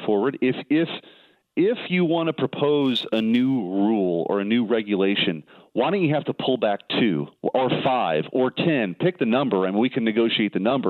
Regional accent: Missouri, United States; I'm from Missouri

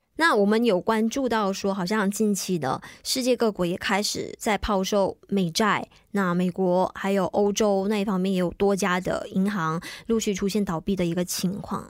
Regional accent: Malaysia; 但是我们作为大马人

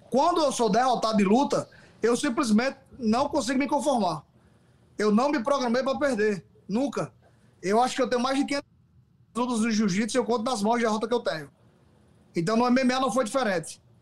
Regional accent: Northeast Region, Brazil; a gente é do Nordeste, né?

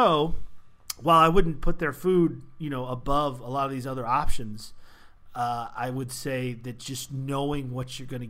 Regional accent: California, Maryland, United States; We had one in my hometown growing up in California, Maryland

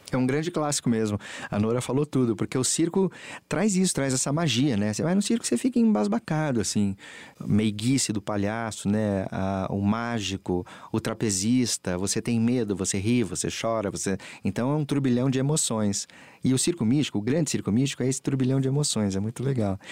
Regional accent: Santos, São Paulo, Brazil; Eu sou de Santos, minha família é de Santos

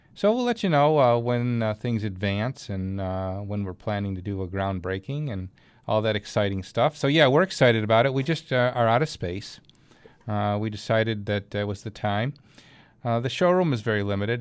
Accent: Clarence, New York, United States; my hometown, our hometown, Clarence, New York

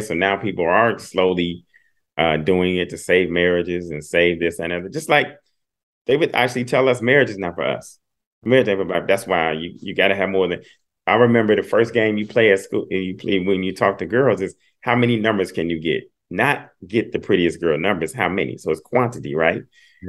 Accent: Dayton, Ohio, United States; I'm from Dayton, Ohio

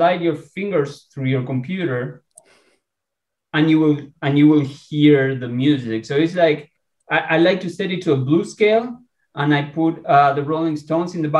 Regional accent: Argentina; now in San Diego, United States; I am Latino. I am from Argentina, and I do speak Spanish

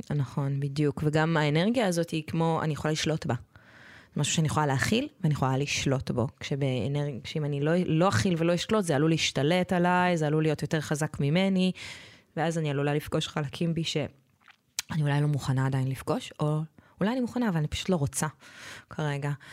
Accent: Israel; אני גדלתי בקיבוץ

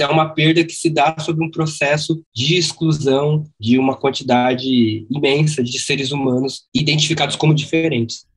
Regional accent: Brazil; Quando eu me vejo como, sei lá, como brasileiro, eu deixo de me ver como boliviano

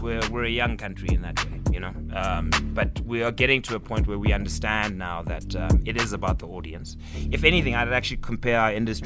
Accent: Mdantsane, Eastern Cape, South Africa; I'm from Mdantsane

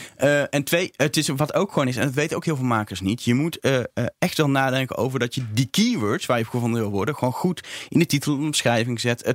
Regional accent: Netherlands; ik ben een Nederlander

